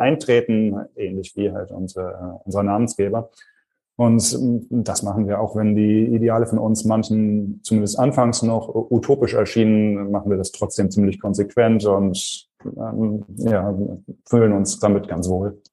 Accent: Germany; bei uns in Deutschland

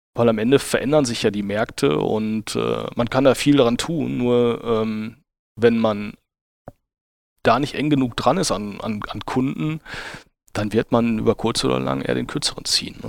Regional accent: Dülmen, North Rhine-Westphalia, Germany; Ich bin, ich bin Münsterländer und, äh, komme aus, äh, einem kleinen, äh, Städtchen namens Dülm, äh, im südlichen Münsterland zur Grenze Ruhrgebiet und Ja, und, äh, bin dort aufgewachsen

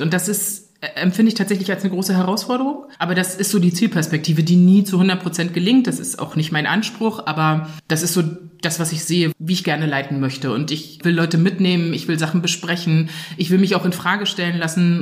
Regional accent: Anklam, Mecklenburg-Vorpommern, Germany; ich bin geboren und aufgewachsen in Anklam, also so mittendrin in Vorpommern

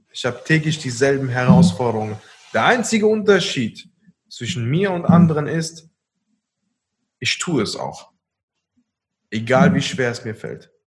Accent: Koblenz, Rhineland-Palatinate, Germany; Wir kommen hier aus Koblenz

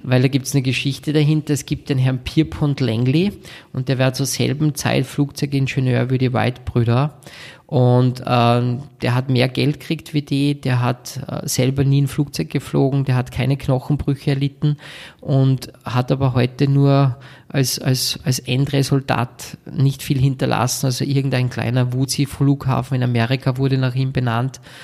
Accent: Salzburg, Austria; bei uns in Salzburg

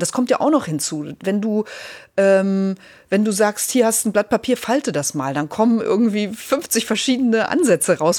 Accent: Lübbenau, Brandenburg, Germany; also born or lived in Eisleben; now in Hamburg, Germany; ich bin ja in der Lutherstadt Eisleben äh, geboren worden, weil meine Großeltern damals lebten, dann eben in, in Lübbenau aufgewachsen, in, in den neuen Bundesländern äh, mit dem Mauerfall dann nach Hamburg gekommen.

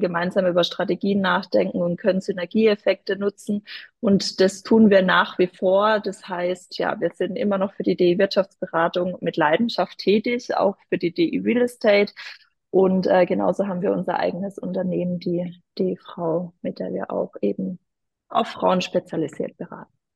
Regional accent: Odenheim, Baden-Württemberg, Germany; in Odenheim aus dem schönen Dörfle, äh, wo ich herkomme

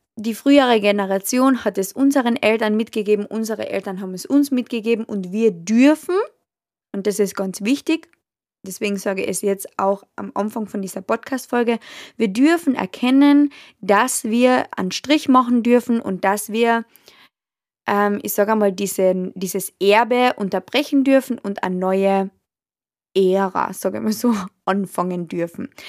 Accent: Austria; bei uns in Österreich

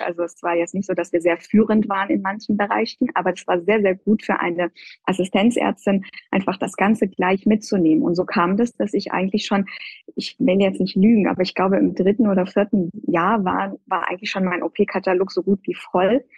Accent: Iran; also born or lived in Göttingen, Germany; now in Germany; stamme ich ja ursprünglich aus dem Iran

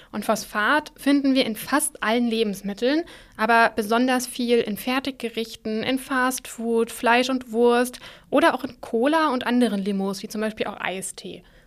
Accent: Germany; bei uns in Deutschland

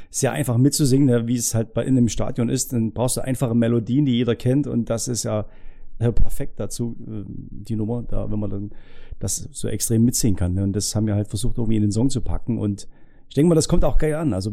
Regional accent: Saxony, Germany; Wir sind auch keine Italiener, wir sind Sachsen.

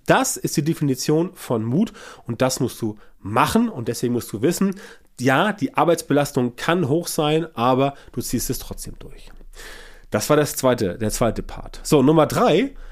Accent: Germany; bei uns in Deutschland

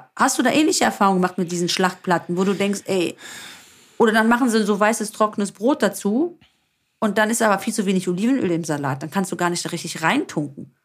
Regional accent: Greece; uns Griechen

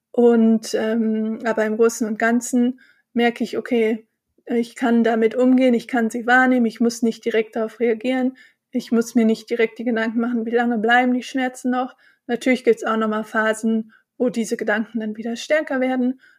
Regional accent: Bonn, North Rhine-Westphalia, Germany; Ich bin äh, Rheinländerin, ich bin in Bonn geboren und aufgewachsen und ich feiere total gerne Karneval

